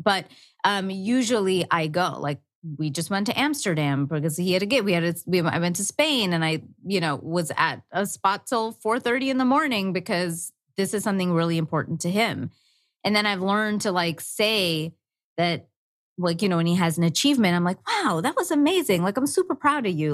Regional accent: India; I'm Indian

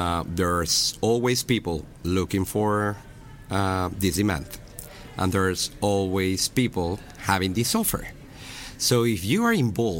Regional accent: Mexico; born or raised there

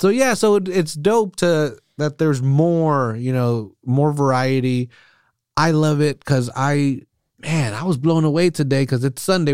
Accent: Salinas, California, United States; grew up on the east side

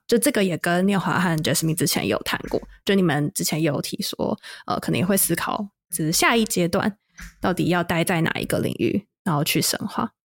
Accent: Taiwan; moved away as an adult; also born or lived in Seattle, United States; now in Texas, United States; 在台湾，我们作为母语者，作为研究员

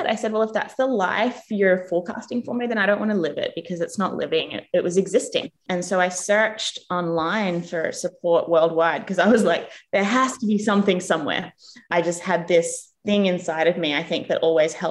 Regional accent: Australia; moved away as an adult; also born or lived in England / United States; now in New Zealand; I grew up in Australia

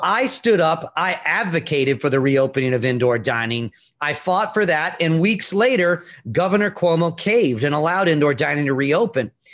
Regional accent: Virginia, United States; moved away as an adult; now in New York City, United States; I'm from Virginia originally, and after coming to York, to New York

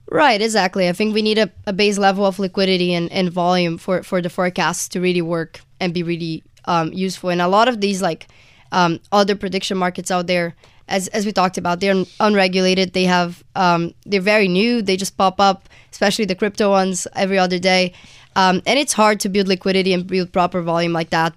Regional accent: Brazil; moved away as an adult; now in United States; I'm from Brazil originally, and I just came to the U S for college

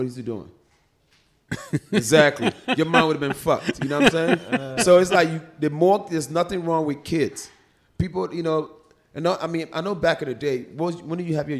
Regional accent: Philadelphia, Pennsylvania, United States; Growing up in Philly, motherfucker punched the shit out of me, he hit me hard, and I turned around.

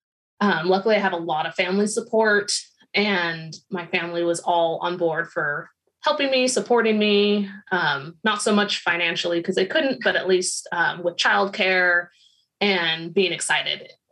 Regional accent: Santa Rosa, California, United States; I'm from Santa Rosa, California. It's in Northern California, the North Bay

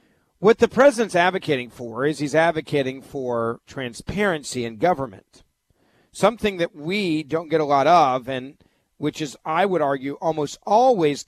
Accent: United States; We as American people

